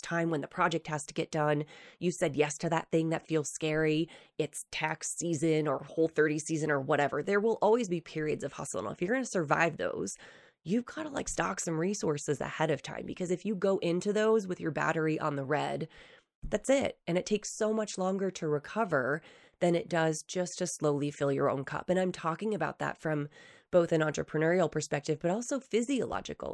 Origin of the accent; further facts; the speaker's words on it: East Coast, New Hampshire, United States; moved away as an adult; now in Utah, United States; when I first moved to Utah from New Hampshire, so, I grew up in the East Coast